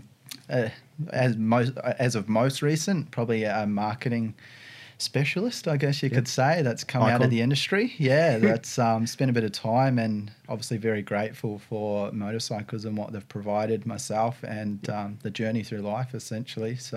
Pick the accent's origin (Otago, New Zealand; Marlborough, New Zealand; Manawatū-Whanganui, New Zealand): Manawatū-Whanganui, New Zealand; Palmerston North; moved away as an adult; also born or lived in Wellington, New Zealand / Taranaki, New Zealand / Sunshine Coast, Australia / Brisbane, Australia; now in Australia; I originally grew up in Palmerston North, and which is quite a small town and not a lot to do there.